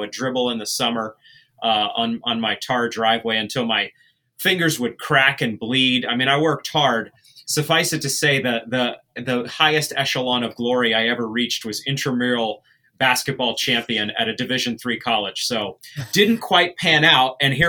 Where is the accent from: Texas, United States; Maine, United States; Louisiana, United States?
Maine, United States; rural; I'm from the East Coast. I'm from Maine. And so I loved all that gritty urban culture, even though I grew up in rural Maine.